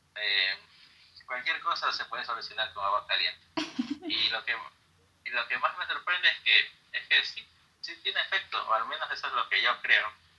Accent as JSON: {"language": "Spanish", "town": "Guayaquil", "region": "Guayas", "country": "Ecuador", "said": "soy de Ecuador, de una ciudad llamada Guayaquil"}